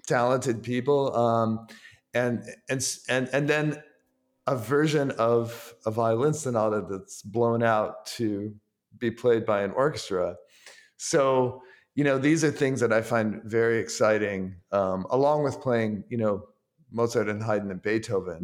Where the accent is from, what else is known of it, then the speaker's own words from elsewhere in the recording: Ann Arbor, Michigan, United States; moved away as an adult; now in New York, United States; I grew up in Ann Arbor, Michigan.